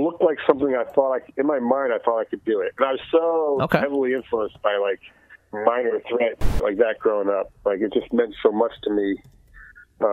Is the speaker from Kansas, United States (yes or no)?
no; New Jersey, United States; I grew up in New Jersey, and I could take a train to New York City